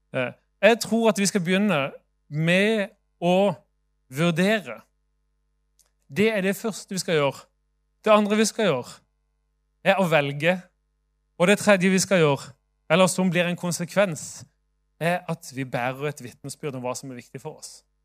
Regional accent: Sørlandet, Norway; now in Bergen, Norway; jeg er jo sørlending sjøl

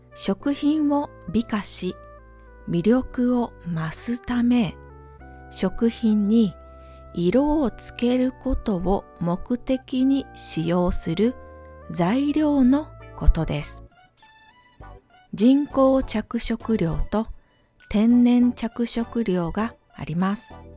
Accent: Ehime, Japan; moved away; 私の地元 は愛媛県です

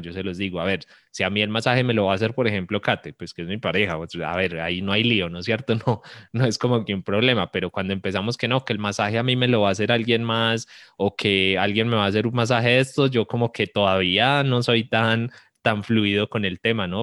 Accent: Colombia

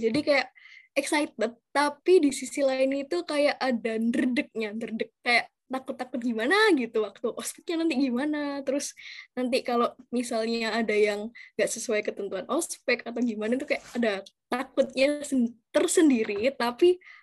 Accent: Surabaya, East Java, Indonesia; Aku asli dari Surabaya

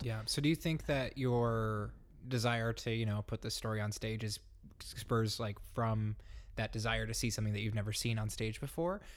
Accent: Grand Rapids, Michigan, United States; I'm from Grand Rapids

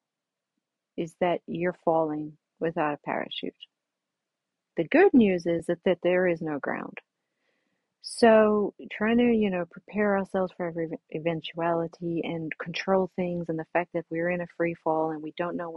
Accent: South Africa; as a little girl growing up in South Africa on a beach

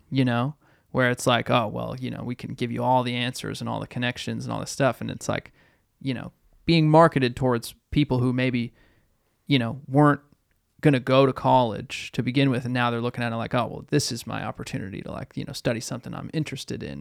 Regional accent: Boston, Massachusetts, United States; growing up in Boston

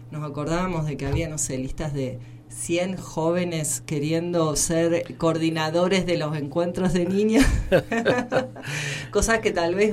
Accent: Chañar, Santa Fe, Argentina; born there; cuando cuento esto de que nací en Chañar, en, Santa Fe, porque Santa Fe, bueno, digamos, la misma geografía es es muy chata.

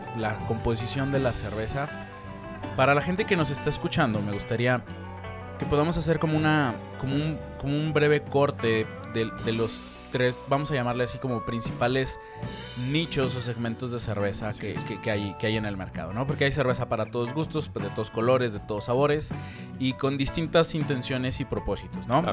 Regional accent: Mexico; somos mexicanos

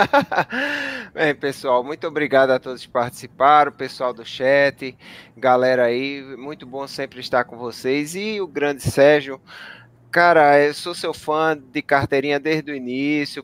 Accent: Paulista, Pernambuco, Brazil; Eu, eu morei a vida toda no Janga, conheço demais o Tururu

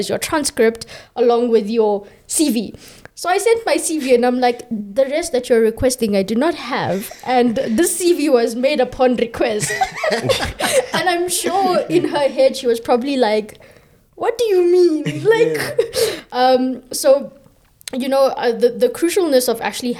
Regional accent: South Africa

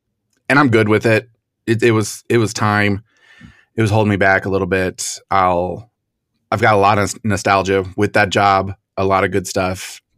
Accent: Florida, United States; especially where I grew up in Florida, playing the lottery was a big deal.

